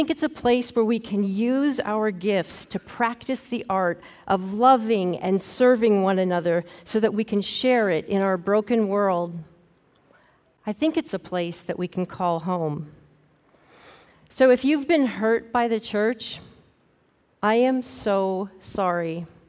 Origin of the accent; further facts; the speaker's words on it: Montana, United States; When I was a kid growing up in Northwest Montana, we attended a small Lutheran church.